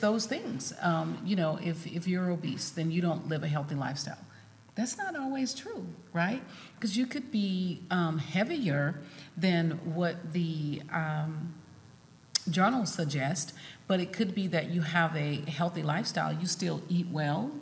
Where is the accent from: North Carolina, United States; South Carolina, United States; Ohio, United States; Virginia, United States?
South Carolina, United States; moved away; I'm originally from South Carolina